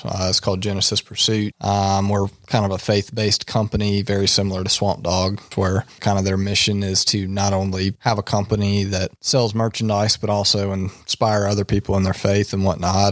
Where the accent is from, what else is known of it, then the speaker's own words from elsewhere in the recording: Tarboro, North Carolina, United States; I am from Tarboro, North Carolina